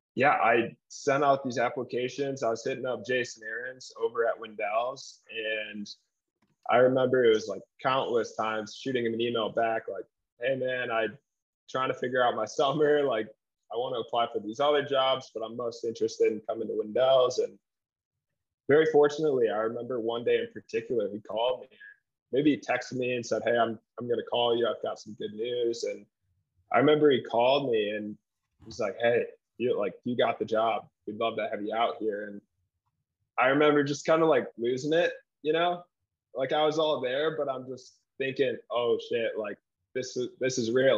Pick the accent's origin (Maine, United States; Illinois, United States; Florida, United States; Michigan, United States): Michigan, United States; Grand Rapids; moved away as an adult; now in Salt Lake City, United States; I'm from Grand Rapids, Michigan